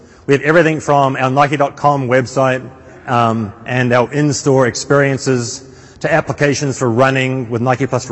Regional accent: North Island, New Zealand; moved away; I'm originally from a small town in the middle of the North Island, New Zealand

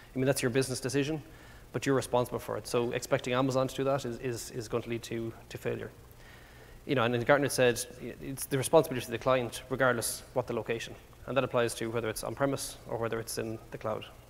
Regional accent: Ireland; accent: Irish; moved away; as you can probably tell by my accent, I'm, I'm not from around here. Uh, I do speak quite fast, by the way, as well, which is an Irish thing

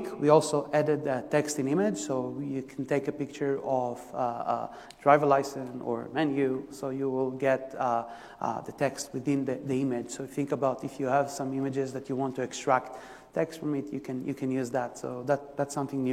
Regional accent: Israel; English is a second language; moved away; so I'm originally from Israel, you can hear from the by the accent

